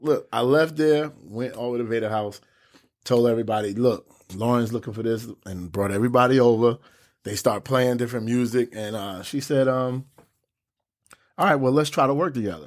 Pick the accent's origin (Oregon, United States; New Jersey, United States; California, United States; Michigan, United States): New Jersey, United States; Newark; I'm from Brick City, Newark, New Jersey